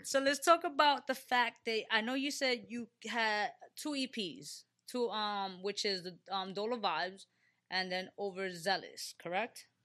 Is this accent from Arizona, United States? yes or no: no; New York City, New York, United States; I'm from the Bronx, right? Born and raised, uh, from the Bronx